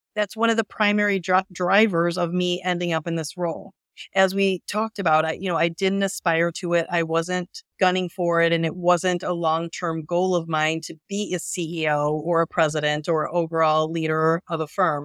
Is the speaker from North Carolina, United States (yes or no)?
no; Northwest Indiana, United States; I grew up in Northwest Indiana, about an hour from Chicago